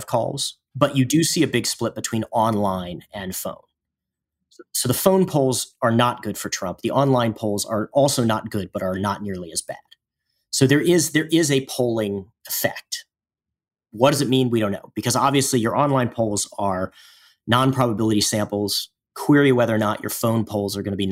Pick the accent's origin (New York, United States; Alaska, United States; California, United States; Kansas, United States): Kansas, United States; my home state